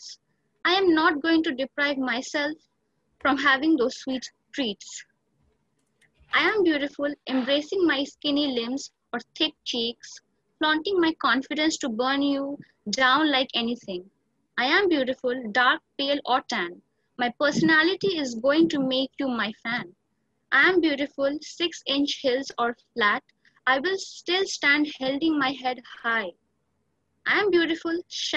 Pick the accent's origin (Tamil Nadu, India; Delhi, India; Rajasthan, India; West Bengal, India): West Bengal, India; Eastern India; I'm from Eastern India, the state of West Bengal.